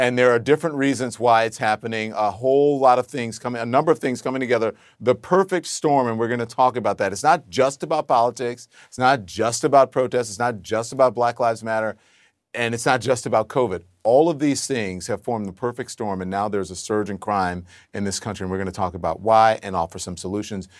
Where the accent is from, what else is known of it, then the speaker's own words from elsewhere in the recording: Louisiana, United States; moved away as an adult; also born or lived in Texas; now in New York, United States; I grew up in a red state, right? I lived in mostly red states